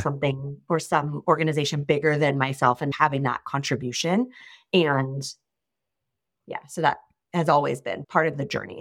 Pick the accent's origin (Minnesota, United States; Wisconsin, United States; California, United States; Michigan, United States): California, United States; Sacramento; moved away as an adult; also born or lived in Ohio; now in Los Angeles, United States; I'm actually originally from Northern California, so the Sacramento area